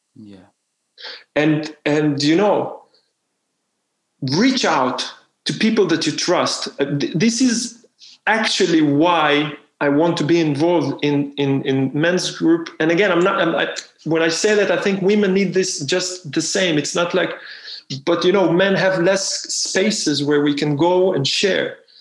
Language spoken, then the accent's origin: English; Israel; moved away; I'm from Israel